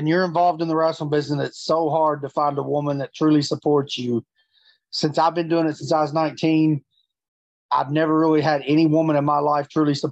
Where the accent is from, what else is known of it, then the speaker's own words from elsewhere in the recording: Kentucky, United States; here in my hometown